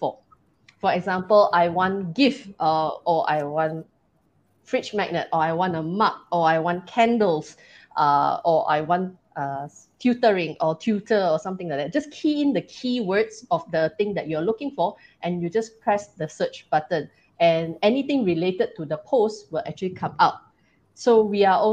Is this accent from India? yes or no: no; Malaysia; we are Malaysian.